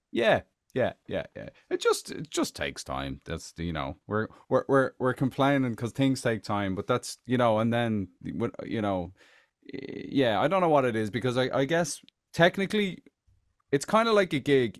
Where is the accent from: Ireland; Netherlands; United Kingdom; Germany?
Ireland; Tallaght, Leinster; moved away as an adult; now in United States; back in Talla, I'm from Talla